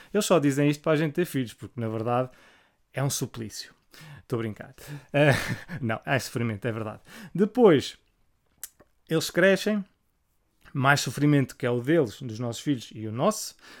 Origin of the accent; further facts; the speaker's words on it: Portugal; como português